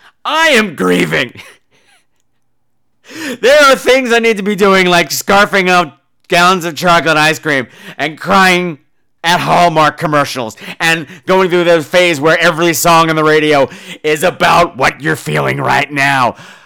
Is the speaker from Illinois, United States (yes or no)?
no; Long Island, New York, United States; I grew up on the ocean. I grew up on Long Island. The beach was right there.